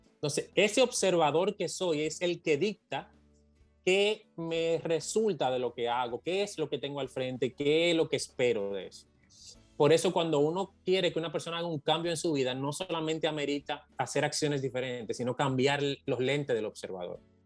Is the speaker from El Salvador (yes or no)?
no; Dominican Republic; lo que somos de, provincias